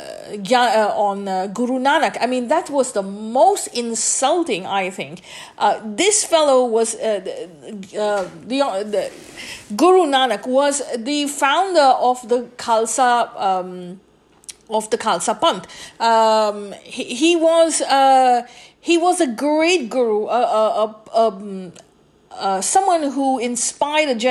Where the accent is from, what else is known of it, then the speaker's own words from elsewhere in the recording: India; As a child growing up in India